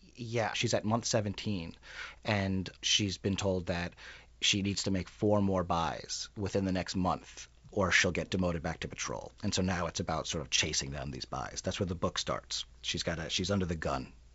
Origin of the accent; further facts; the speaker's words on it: New York City, New York, United States; now in Minneapolis, United States; I'm from Queens. Yeah. And grew up there